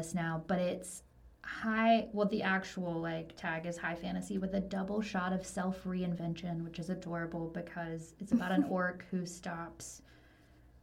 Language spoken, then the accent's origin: English; the South, United States; I grew up in the South in like a very like evangelical Christian household